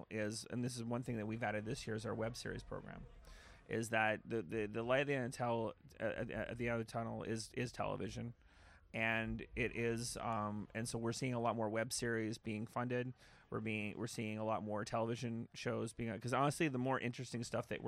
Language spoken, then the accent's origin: English; Canada; Like we we don't hide obviously that we're Canadian. We're actually in fact we make jokes about it.